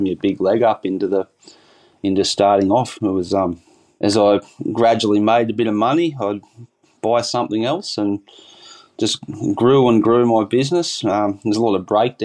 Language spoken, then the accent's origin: English; Bangalow, New South Wales, Australia; now in Yamba, Australia; I grew up in Bangalow, Byron Bay area, and I moved down here to Yamba probably roughly 20 years ago